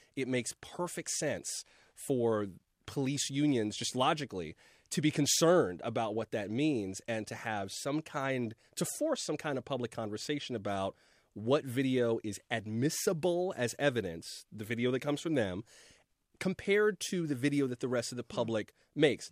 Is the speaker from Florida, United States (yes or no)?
yes; South Florida, United States; I'm from South Florida